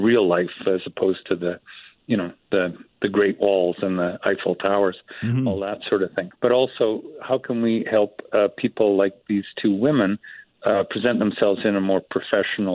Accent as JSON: {"language": "English", "country": "Canada"}